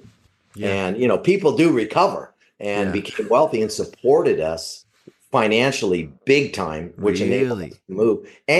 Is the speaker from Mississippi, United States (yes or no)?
no; Savannah, Georgia, United States; I grew up in Savannah. I grew up in a tough neighborhood.